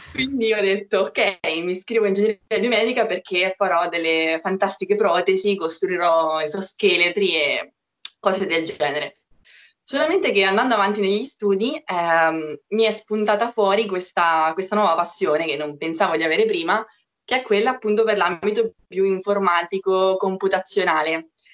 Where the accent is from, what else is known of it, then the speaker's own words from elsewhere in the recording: Marche, Italy; moved away as an adult; now in Milan, Italy; Io sono marchigiana, forse già si sente dall'accento